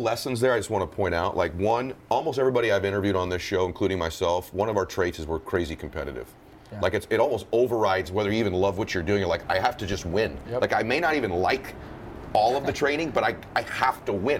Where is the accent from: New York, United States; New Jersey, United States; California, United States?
California, United States; Southern; I grew up in Southern California